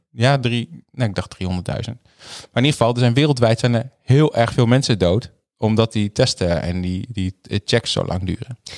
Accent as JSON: {"language": "Dutch", "region": "Groningen", "country": "Netherlands", "said": "ik kom ook uit Groningen, dus ik ben echt een stadje eigenlijk"}